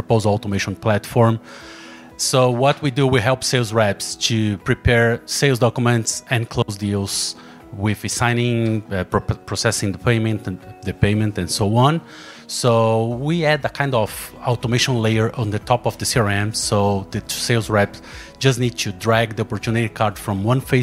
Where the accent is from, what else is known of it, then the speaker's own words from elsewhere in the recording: Brazil; English is a second language; I'm from Brazil